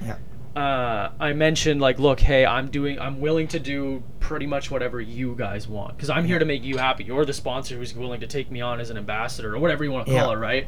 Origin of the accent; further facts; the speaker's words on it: Winnipeg, Manitoba, Canada; I'm from Winnipeg too